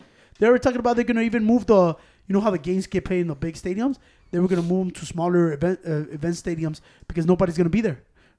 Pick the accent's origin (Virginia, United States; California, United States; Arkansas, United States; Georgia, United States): Virginia, United States; I'm from Virginia.